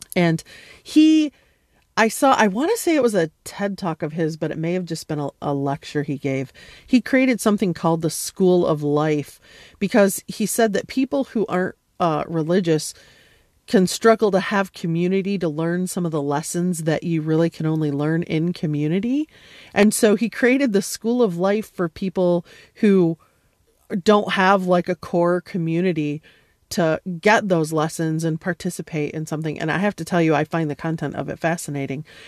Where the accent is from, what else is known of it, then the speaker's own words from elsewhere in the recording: United States; an American who grew up upper middle class